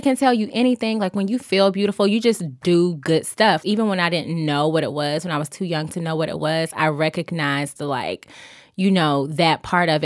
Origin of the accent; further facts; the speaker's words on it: Augusta, Georgia, United States; I'm from Augusta, Georgia